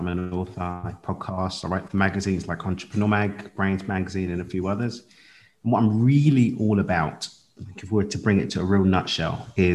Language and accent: English; London, United Kingdom; I lived in London, born and raised in London